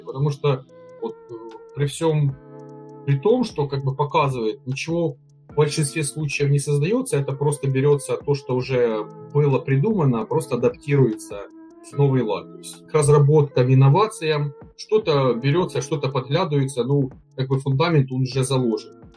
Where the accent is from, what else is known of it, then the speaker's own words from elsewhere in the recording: Ukraine; я из Украины, работаю функциональным консультантом